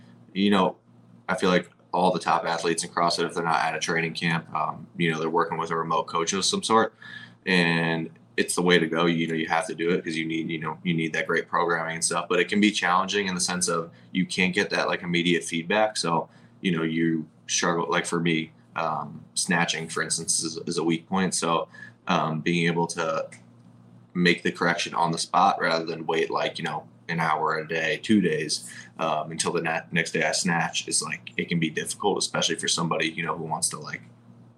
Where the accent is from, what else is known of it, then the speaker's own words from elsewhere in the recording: Westchester County, New York, United States; moved away as an adult; also born or lived in Arizona; now in Fort Myers, United States; I grew up in New York. I lived there until I was 18 or 19, I think maybe 19. And then I moved to Arizona.